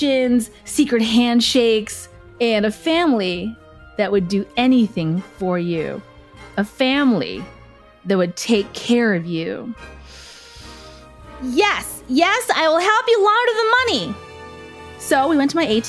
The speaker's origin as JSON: {"language": "English", "town": "Willowbrook", "region": "Illinois", "country": "United States", "tie": "born or raised there", "also_born_or_lived": "Chicago / Las Vegas", "moved": "as an adult", "said": "I was raised in Willowbrook, Illinois, and I finally got to the big city, Chicago."}